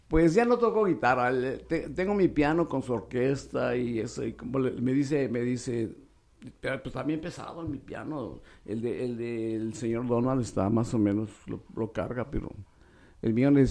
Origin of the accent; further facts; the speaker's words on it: Tijuana, Baja California, Mexico; Porque somos hijos de Tijuana.